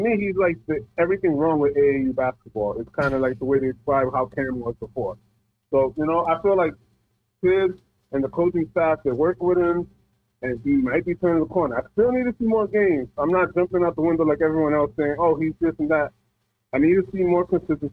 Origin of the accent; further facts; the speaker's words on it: New York, United States; from Lower East Side